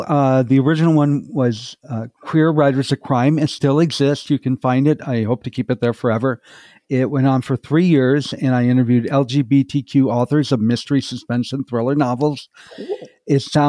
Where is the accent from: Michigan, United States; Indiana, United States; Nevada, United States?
Michigan, United States; also born or lived in North Carolina; Well, I'm originally from either Michigan or North Carolina, depending on what time of my life that we're talking about.